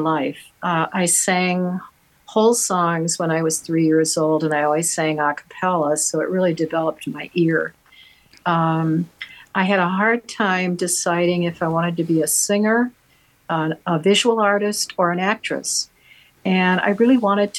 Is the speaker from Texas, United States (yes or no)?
no; Waterloo, Iowa, United States; I was born in Waterloo, Iowa